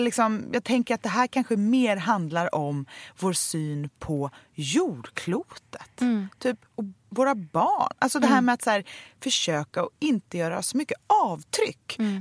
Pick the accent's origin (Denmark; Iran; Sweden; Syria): Sweden; vi svenskar